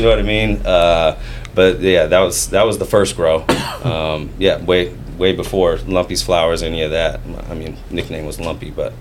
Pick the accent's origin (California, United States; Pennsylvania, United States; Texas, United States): California, United States; Fairfield; also born or lived in Vallejo, California; basically grew up in Fairfield, born in Vallejo, grew up in Fairfield